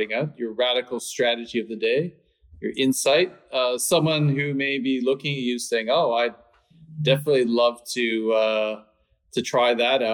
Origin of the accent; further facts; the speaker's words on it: Canada; also born or lived in London / Stockholm; now in Los Angeles, United States; I'm from Canada